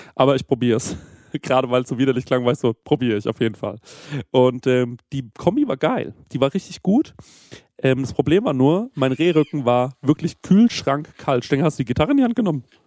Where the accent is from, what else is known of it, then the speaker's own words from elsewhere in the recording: Aschaffenburg, Bavaria, Germany; bei uns in Aschaffenburg